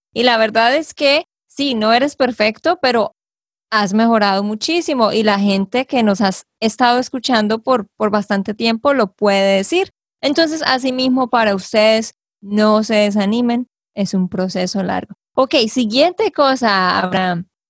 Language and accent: Spanish; Santander, Colombia; de Santander, Colombia